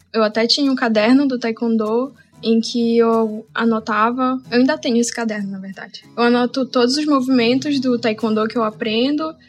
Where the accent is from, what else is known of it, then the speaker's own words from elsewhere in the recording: Amazon, Brazil; eu nasci e cresci na Amazônia